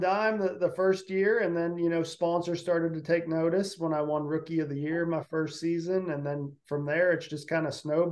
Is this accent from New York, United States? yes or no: no; Pittsburgh, Pennsylvania, United States; I grew up around Pittsburgh, Pennsylvania